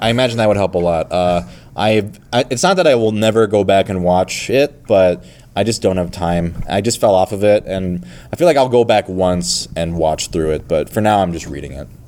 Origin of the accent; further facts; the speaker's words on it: Minnesota, United States; moved away; also born or lived in Michigan; I grew up in Minnesota actually as a kid.